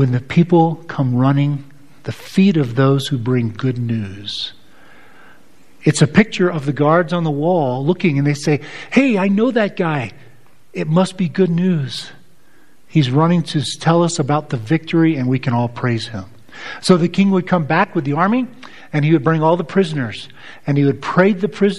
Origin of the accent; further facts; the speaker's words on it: United States; as an American